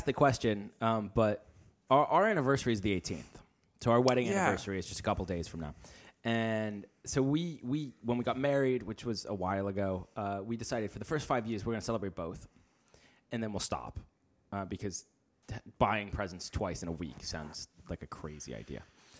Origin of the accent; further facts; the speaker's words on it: United States; I'm an American. I don't pronounce anything correct.